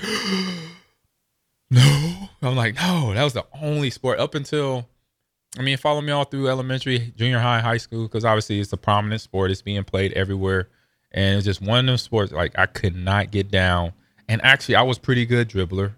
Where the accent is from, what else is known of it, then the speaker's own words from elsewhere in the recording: Los Angeles, California, United States; also born or lived in Omaha; now in Lincoln, United States; growing up in Los Angeles, coming back here, being in Omaha and then eventually Lincoln